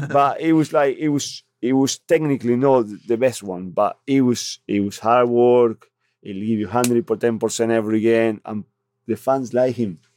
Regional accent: Argentina; English is a second language; now in North East England, United Kingdom; I'm from Argentina

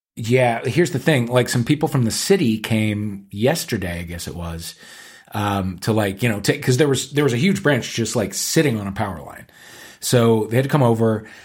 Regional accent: St. Louis, Missouri, United States; we're both gays from St. Louis, Missouri

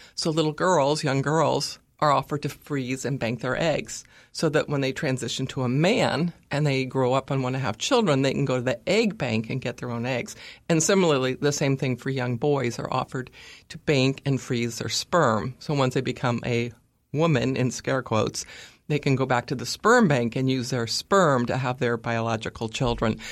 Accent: California, United States; I'm from California, like Caitlyn Jenner

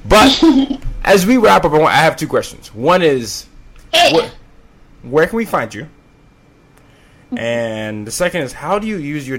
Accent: Nigeria; But then sometimes when I tell them I'm Nigerian, I get the oddest questions.

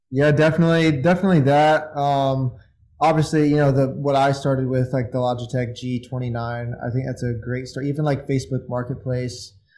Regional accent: Indiana, United States; I'm from Indiana

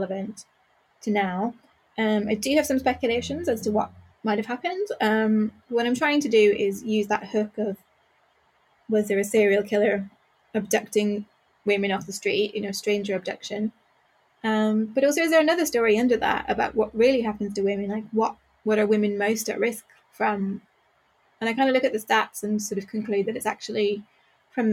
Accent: Northern Ireland, United Kingdom; I grew up in Northern Ireland, but I grew up in a border town, so it's not very far

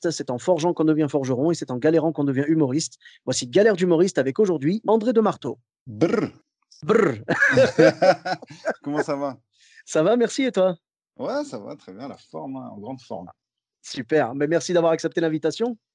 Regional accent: Morocco; En plus, je suis marocain, moi

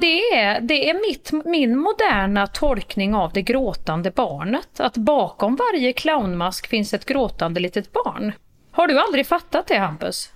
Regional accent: Värmland, Sweden; accent: Värmländska; min värmländska variant av pampigt

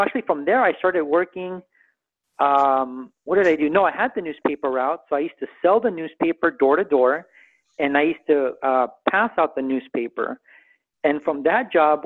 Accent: Santa Monica, California, United States; also born or lived in Culver City; I was born in Santa Monica

